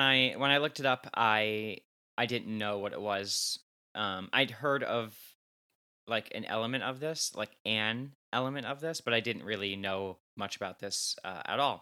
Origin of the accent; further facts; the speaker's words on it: New Jersey, United States; I'm from New Jersey, like 20 minutes outside of New York City, loud and proud